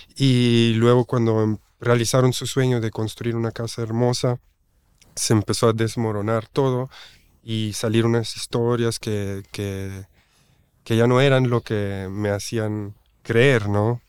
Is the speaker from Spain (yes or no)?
no; German-speaking Switzerland, Switzerland; Spanish is a second language; moved away as an adult; now in Oaxaca, Mexico; yo nací en Suiza, en la parte alemana. Mi mamá es de Italia y emigró a Suiza, mi papá de España emigró a Suiza y pues yo nací ahí y ahí pues hice toda mi escuela, toda mi infancia en Suiza